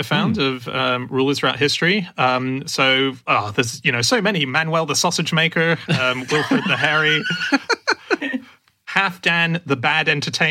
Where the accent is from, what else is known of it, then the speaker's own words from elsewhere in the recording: Hong Kong; moved away; I grew up in Hong Kong and I was taught Mandarin throughout school, but I have a foreign Mandarin accent